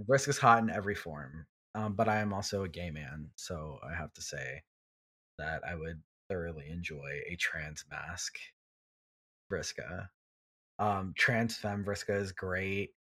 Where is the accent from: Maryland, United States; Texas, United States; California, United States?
Texas, United States; Houston; I'm from Houston